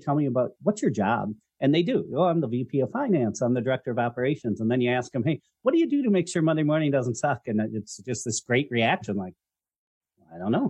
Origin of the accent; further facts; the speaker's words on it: Minnesota, United States; I am originally from Minnesota